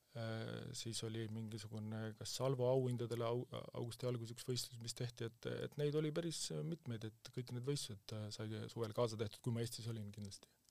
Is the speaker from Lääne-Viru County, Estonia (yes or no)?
no; Kuusalu, Harju County, Estonia; ma olen Kuusalust pärit